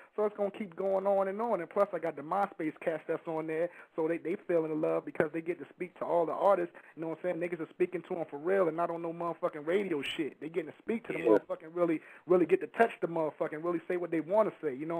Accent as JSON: {"language": "English", "area": "Dade County", "region": "Florida", "country": "United States", "said": "I'm from Dade County, Cal City, Open Locker, nigga, 305"}